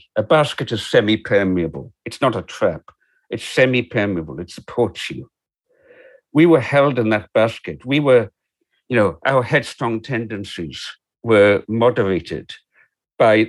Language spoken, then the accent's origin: English; Isle of Lewis, Scotland, United Kingdom; I grew up on the Isle of Lewis.